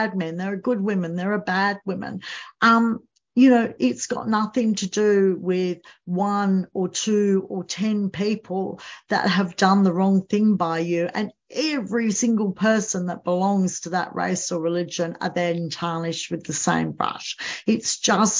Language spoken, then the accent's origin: English; Australia; I'm Australian